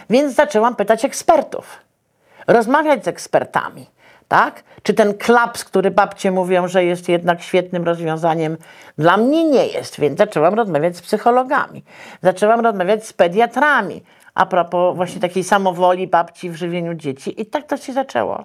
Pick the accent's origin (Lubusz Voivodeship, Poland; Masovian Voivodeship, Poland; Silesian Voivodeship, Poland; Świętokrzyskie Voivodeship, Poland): Masovian Voivodeship, Poland; Warsaw; ja wychowałam się w Teatrze Wielkim Operowym, dzisiejszej Operze Narodowej.